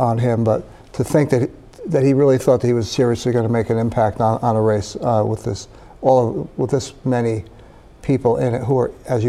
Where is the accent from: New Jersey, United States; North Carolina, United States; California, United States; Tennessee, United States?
New Jersey, United States; now in New Hampshire, United States; I'm from Jersey.